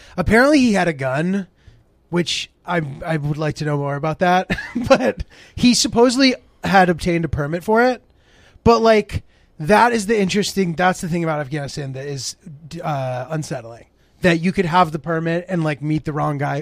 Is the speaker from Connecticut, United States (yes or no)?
yes; Haddam, Connecticut, United States; moved away; Middletown, Connecticut, ten minutes away from my hometown, Highlandam, Connecticut.